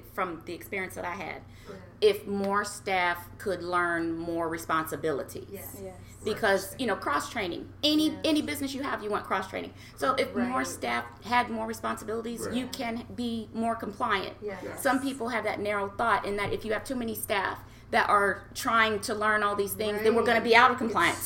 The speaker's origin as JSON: {"language": "English", "region": "Nebraska", "country": "United States", "tie": "born or raised there", "also_born_or_lived": "Hawaii", "moved": "as an adult", "said": "grew up in Nebraska, born and raised in Nebraska"}